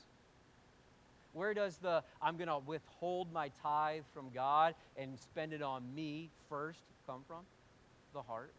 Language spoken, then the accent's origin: English; United States; we're American